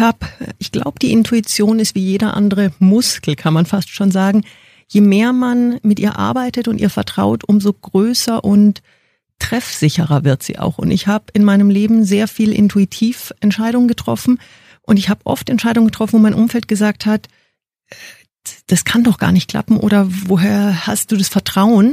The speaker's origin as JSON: {"language": "German", "town": "Munich", "region": "Bavaria", "country": "Germany", "tie": "born or raised there", "also_born_or_lived": "Indonesia / New Zealand / China", "said": "ich bin geboren in München, fünf Kilometer von BMW, vom Headquarter entfernt."}